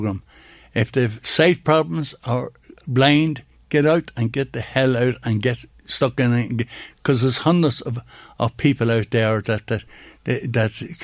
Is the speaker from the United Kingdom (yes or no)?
no; Dundalk, Leinster, Ireland; A place called Lisdoo. It's on the Newry Road